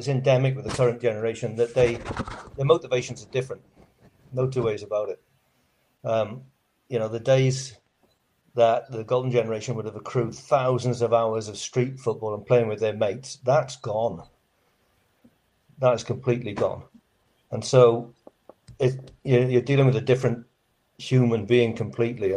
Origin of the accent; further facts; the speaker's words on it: Welsh, Wales, United Kingdom; also born or lived in Australia; now in Christchurch, New Zealand; I count myself as an Aussie. So a Welsh Aussie